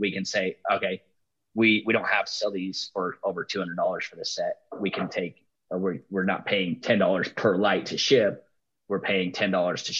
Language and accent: English; Utah, United States; I'm from Utah.